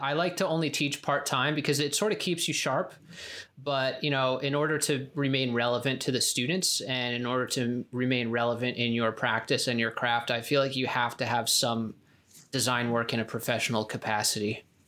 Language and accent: English; Spring Lake, New Jersey, United States; moved away; also born or lived in California; I grew up in New Jersey, Spring Lake, New Jersey.